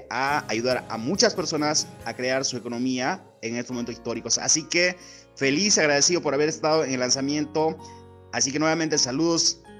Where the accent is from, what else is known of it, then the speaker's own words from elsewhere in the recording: Ecuador; Soy de Ecuador